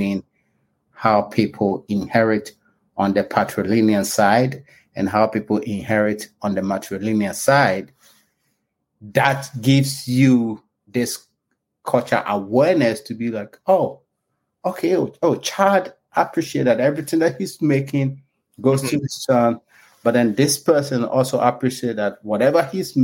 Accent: Ghana; also born or lived in England / Canada; now in Virginia, United States; I was born in Ghana before I went to school in England and Canada

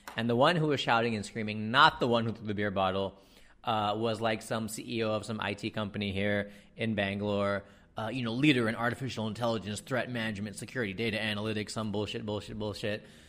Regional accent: United States; accent: American; now in India; I grew up in America poorer, poorer than most people in India

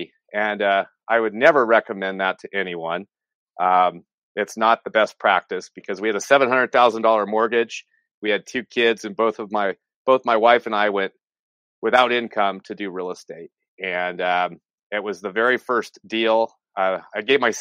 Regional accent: San Francisco Bay Area, California, United States; I'm from the California, San Francisco Bay Area

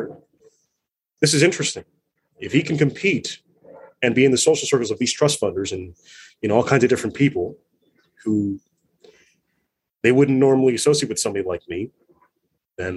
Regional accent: United States; When I'm with my Filipino family, I am Filipino, but I have my other identity and I am pretty American

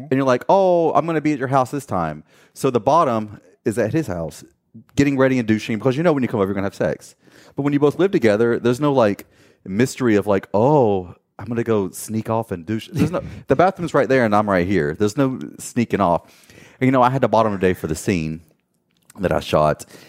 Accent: Gastonia, North Carolina, United States; moved away as an adult; also born or lived in Miami / Fort Lauderdale / Los Angeles; now we live back in my hometown of Gastonia, North Carolina.

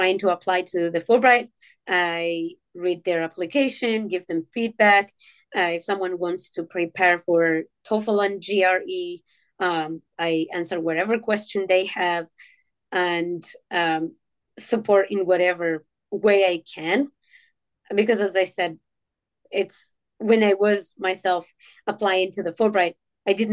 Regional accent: Morocco; now in Kansas City, United States; I grew up in Morocco where oral storytelling was very strong.

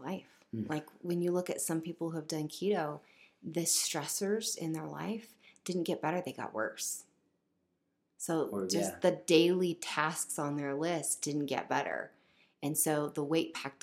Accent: Spokane, Washington, United States; moved away; also born or lived in Arizona; what I grew up with in Spokane

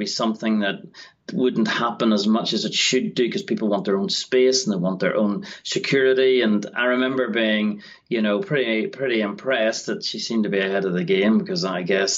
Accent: Northern Ireland, United Kingdom; moved away as an adult; also born or lived in England; I'm from Northern Ireland originally

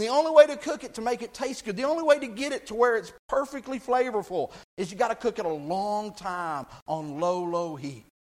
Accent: Texas, United States; I grew up in Texas

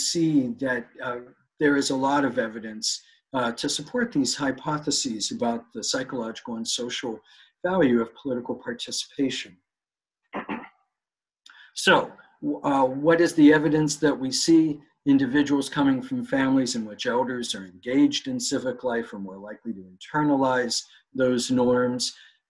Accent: United States; as an American, I had to do a little bit of research listening to this dialogue.

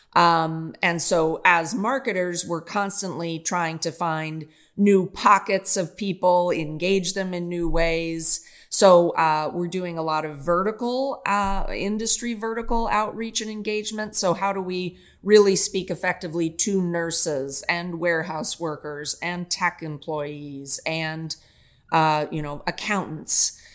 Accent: Kansas City, United States; moved away; also born or lived in Japan; born and raised in Kansas City

